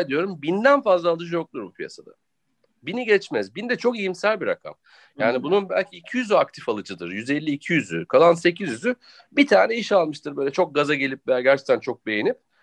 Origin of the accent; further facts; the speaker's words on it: Turkey; Ben de Türk'üm